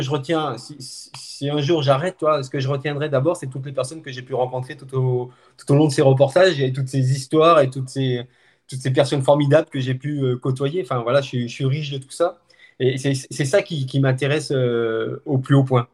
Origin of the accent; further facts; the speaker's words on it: Haute-Savoie, Auvergne-Rhône-Alpes, France; now in Montpellier, France; je suis originaire de Haute-Savoie, mais je vis donc du côté de Montpellier